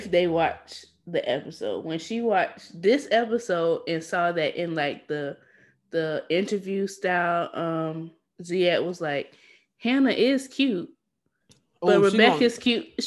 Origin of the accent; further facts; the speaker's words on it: United States; I'm an American woman.